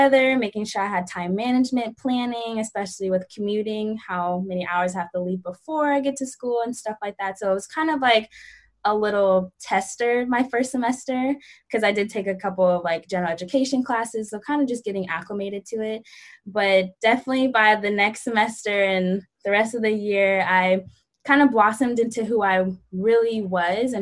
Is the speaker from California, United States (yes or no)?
yes; Bay Area, Northern California, United States; I'm from the Bay Area, like Northern California